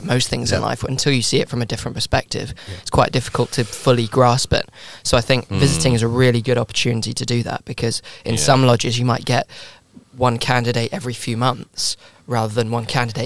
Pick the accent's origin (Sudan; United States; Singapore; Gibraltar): Gibraltar; I'm from Gibraltar.